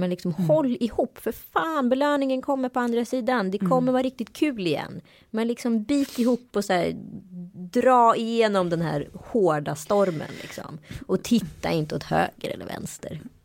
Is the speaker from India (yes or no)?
yes; India; now in Sweden; Jag kommer ju från Indien, från en av de hö mest högutbildade eh, staterna i Indien